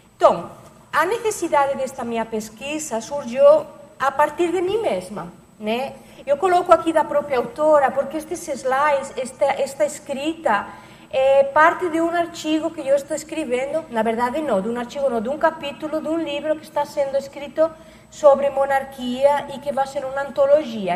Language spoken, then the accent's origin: Portuguese; Barcelona, Catalonia, Spain; Portuguese is a second language; moved away as an adult; now in Foz do Iguaçu, Brazil; comecei em Barcelona, que é a minha, a minha terra, onde eu nasci, na Catalunha, na Espanha